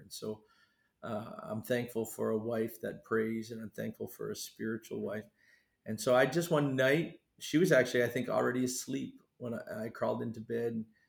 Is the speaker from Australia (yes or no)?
no; Canada; moved away as an adult; also born or lived in Maine, United States; now in Fiji; I was born in Maine and then moved across the border to Canada, where I really grew up till and stayed there till I was 18